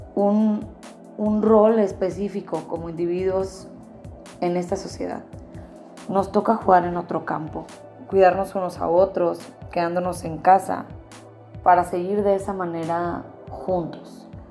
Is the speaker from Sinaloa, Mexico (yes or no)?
yes; Mazatlán, Sinaloa, Mexico; mi tierra, mi querido Mazatlán